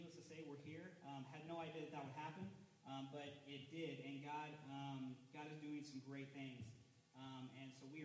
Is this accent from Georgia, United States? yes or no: no; Texas, United States; I'm from Texas, born and raised